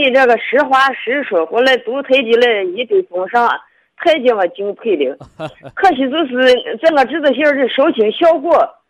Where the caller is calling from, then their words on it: Shaanxi, China; 我是我是陕西的听众，今年六十五岁了。